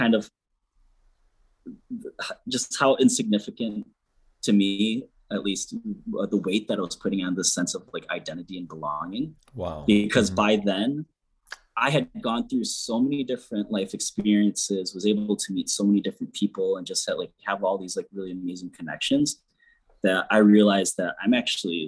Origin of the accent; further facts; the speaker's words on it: Millington, Michigan, United States; growing up in Millington